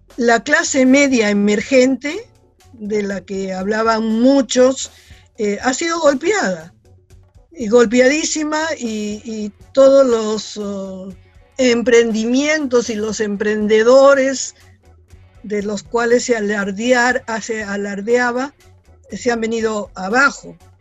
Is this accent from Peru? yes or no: yes; Peru